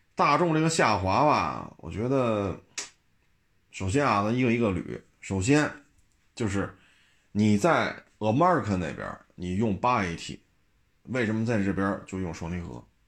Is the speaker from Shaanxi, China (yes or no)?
no; Beijing, China; 因为我们都是老北京